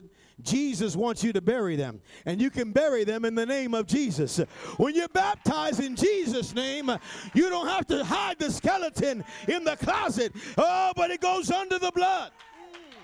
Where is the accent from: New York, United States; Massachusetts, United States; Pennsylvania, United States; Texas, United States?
New York, United States; New York City; I was born in New York City